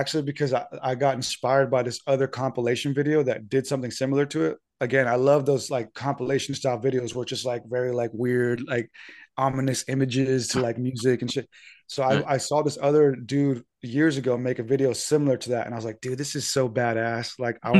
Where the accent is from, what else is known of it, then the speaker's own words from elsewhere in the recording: San Diego, California, United States; and I told them I was from San Diego